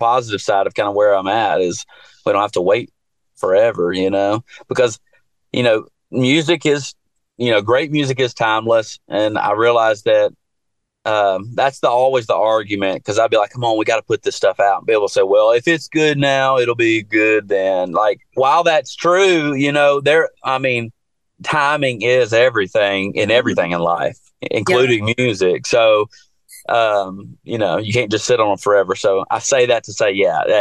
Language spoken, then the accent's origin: English; Jackson, Tennessee, United States; moved away as an adult; now in Nashville, United States; I'm from West Tennessee